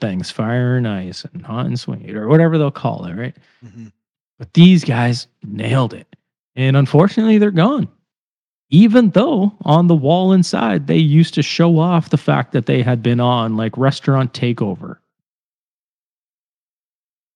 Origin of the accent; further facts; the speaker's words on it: Cambridge, Ontario, Canada; now in Toronto, Canada; I've been in fucking Toronto for like 15 years, but yeah, sure. I'm from Cambridge.